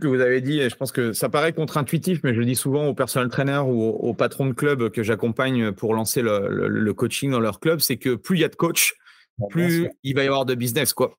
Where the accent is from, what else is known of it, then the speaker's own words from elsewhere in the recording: France; chez nous en France